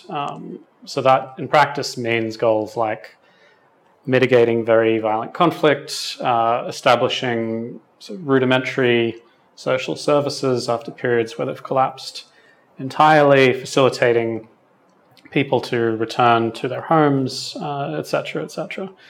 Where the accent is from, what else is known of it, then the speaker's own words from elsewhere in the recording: Sydney, New South Wales, Australia; accent: Australian; is originally Australian, specifically uh, from the western suburbs of Sydney, which is quite a distinct accent for anyone who's lived in the region.